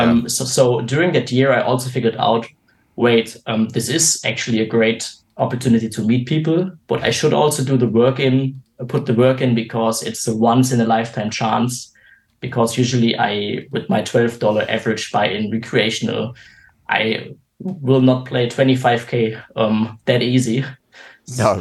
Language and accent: English; Germany; I'm 29 years old and uh, from Germany